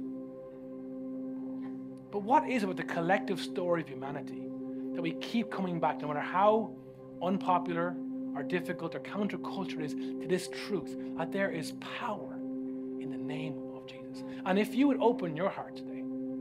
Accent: Ireland; Growing up in Ireland

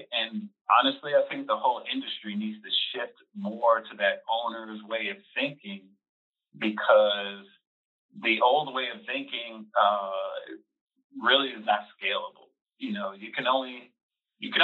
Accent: New York, United States; moved away as an adult; now in Atlanta, United States; I grew up in New York, went to school at City College in Harlem, and moved down to Atlanta about 20 years ago

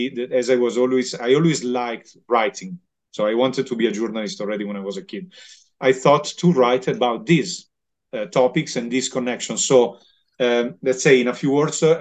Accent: Milan, Lombardy, Italy; I'm from Milan. So Lombardy is a very meat-oriented region

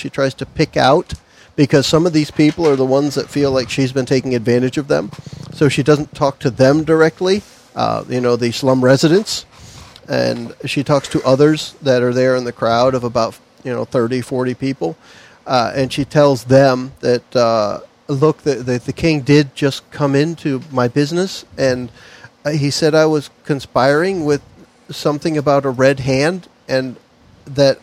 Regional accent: Massachusetts, United States; growing up in Massachusetts, we use the word rubbish

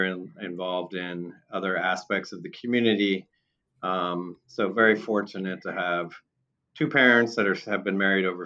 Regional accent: San Diego, California, United States; also born or lived in West Des Moines, Iowa / Arizona; moved out to the San Diego area when I was pretty young. And so I went to growing up in San Diego, went to high school in San Diego

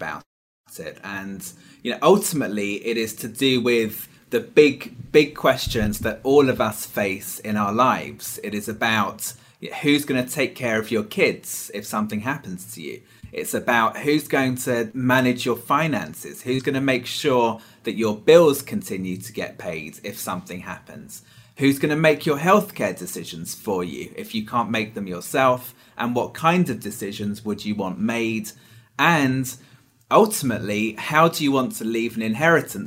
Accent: United Kingdom; moved away as an adult; also born or lived in Hong Kong / London; now in United States; I'm not from Texas, but I am from the UK originally.

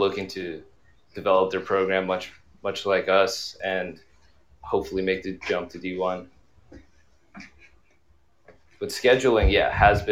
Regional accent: China; moved away; I actually grew up playing hockey in China.

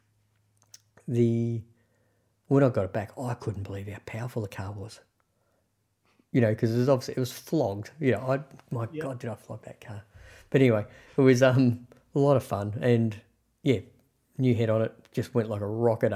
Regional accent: Geelong, Victoria, Australia; I grew up in Geelong where Fords are built

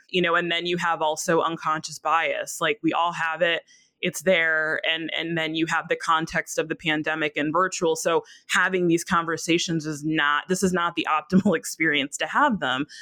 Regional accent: Minneapolis, Minnesota, United States; my hometown of Minneapolis

